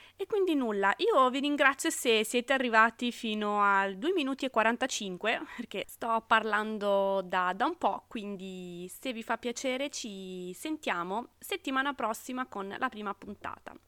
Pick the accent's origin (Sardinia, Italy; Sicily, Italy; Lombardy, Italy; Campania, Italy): Sardinia, Italy; moved away as an adult; now in Rome, Italy; sono sarda di origine ma romana d'adozione da 10 anni quasi